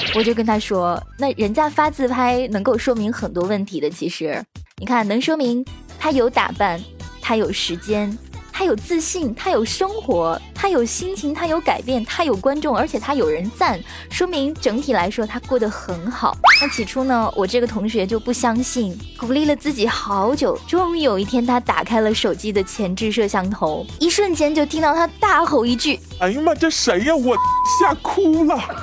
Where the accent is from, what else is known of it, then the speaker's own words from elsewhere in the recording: northern China, China; also born or lived in Nanjing; 作为一个北方人